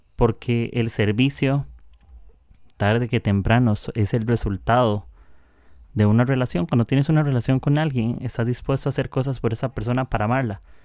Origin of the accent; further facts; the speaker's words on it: Costa Rica; soy de Costa Rica